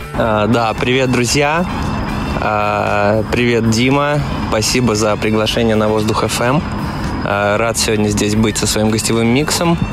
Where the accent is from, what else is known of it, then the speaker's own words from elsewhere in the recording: Pskov, Pskov Oblast, Russia; moved away as an adult; now in Saint Petersburg, Russia; я из Пскова